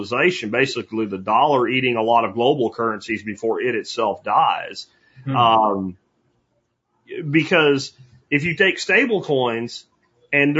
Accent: United States; as an American

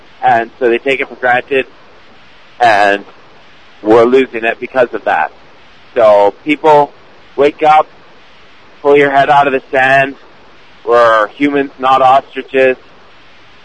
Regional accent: Canada; I'm from Canada

